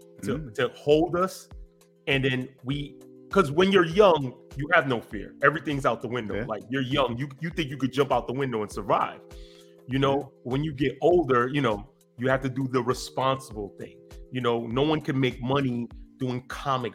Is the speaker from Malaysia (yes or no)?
no; New York City, New York, United States; born and raised in Brooklyn, New York